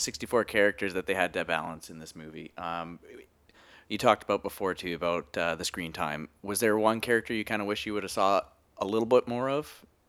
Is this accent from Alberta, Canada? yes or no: yes; Edmonton, Alberta, Canada; accent: Canadian; moved away as an adult; now in Vancouver, Canada; as you can tell from my accent, uh, Canadian boy